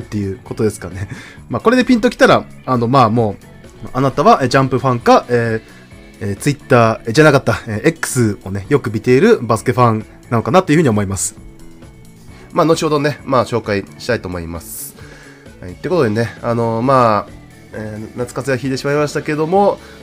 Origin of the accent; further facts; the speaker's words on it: Tohoku, Japan; 地元東北